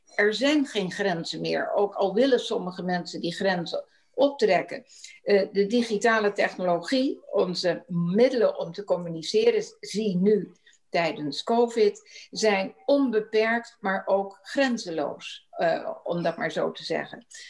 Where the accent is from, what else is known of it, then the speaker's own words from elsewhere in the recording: Rotterdam, South Holland, Netherlands; geboren en getogen in Rotterdam.